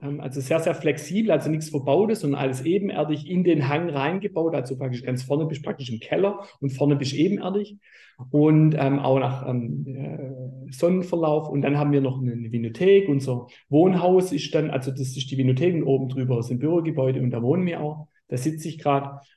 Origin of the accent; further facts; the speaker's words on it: Baden-Württemberg, Germany; bei uns in Württemberg